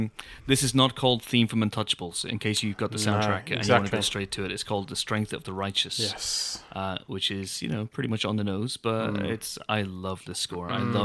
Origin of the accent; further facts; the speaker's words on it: Ulster, Ireland; I'm from Donegal.